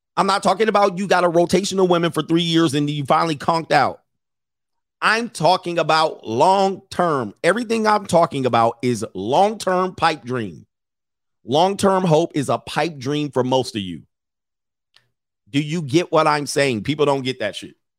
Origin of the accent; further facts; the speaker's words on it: Missouri, United States; I'm from Missouri, the show me state.